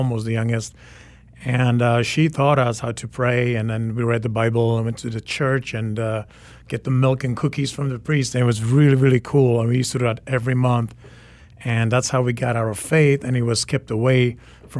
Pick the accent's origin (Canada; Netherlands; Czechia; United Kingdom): Czechia; Prague; also born or lived in Sweden; now in Washington, D.C., United States; I am a Czech native. So I was born in Czech Republic, grew up in Prague, and raised in Sweden.